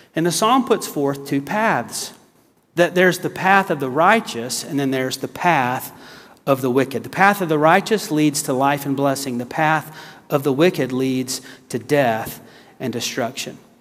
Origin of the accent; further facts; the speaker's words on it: the South, United States; also born or lived in South Carolina / Texas; I'm from the South